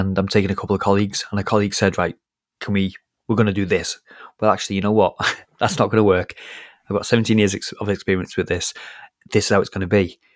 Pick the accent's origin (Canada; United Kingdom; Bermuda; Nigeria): United Kingdom; I'm British